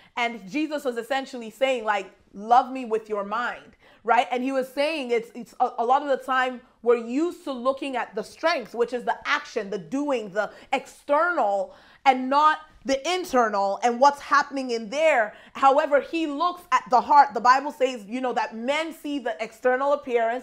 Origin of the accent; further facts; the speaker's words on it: Nigeria; I'm Nigerian